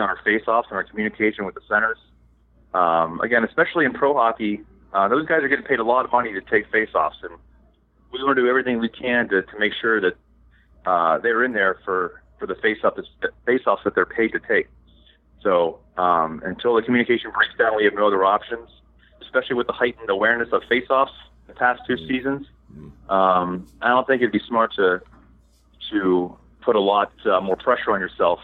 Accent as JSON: {"language": "English", "town": "Pittsburgh", "region": "Pennsylvania", "country": "United States", "said": "I'm from Pittsburgh"}